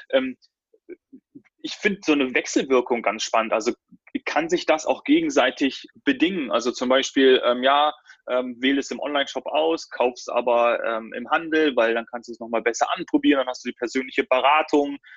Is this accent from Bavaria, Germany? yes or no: yes; Munich, Bavaria, Germany; ich komme ja auch aus München.